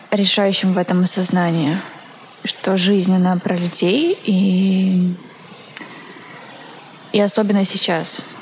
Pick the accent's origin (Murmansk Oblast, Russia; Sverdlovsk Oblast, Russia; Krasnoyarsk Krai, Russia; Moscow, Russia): Sverdlovsk Oblast, Russia; Yekaterinburg; moved away as an adult; now in Saint Petersburg, Russia; я уехала из Екатеринбурга 7 лет назад. А, уехала в Петербург и поступила здесь в университет.